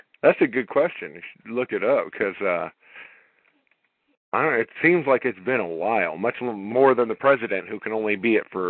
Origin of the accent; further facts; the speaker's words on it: Los Angeles, California, United States; when I was growing up in Los Angeles